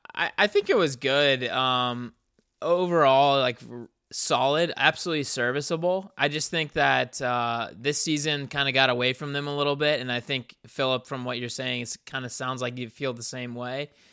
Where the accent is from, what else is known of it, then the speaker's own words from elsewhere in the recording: South Carolina, United States; me and Ricky are both from the South. We're from South Carolina